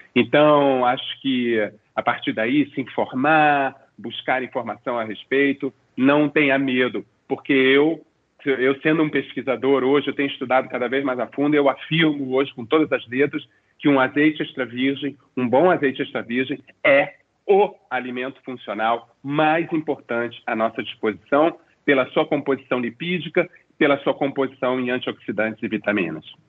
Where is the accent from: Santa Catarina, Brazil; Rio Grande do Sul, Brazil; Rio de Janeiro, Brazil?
Rio de Janeiro, Brazil; eu como um bom carioca da gema que sou